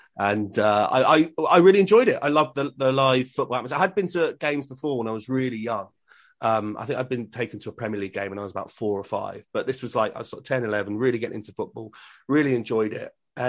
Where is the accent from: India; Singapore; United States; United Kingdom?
United Kingdom; Reading, South East England; moved away as an adult; now in Swindon, United Kingdom; I was born in Reading and grew up in Berkshire.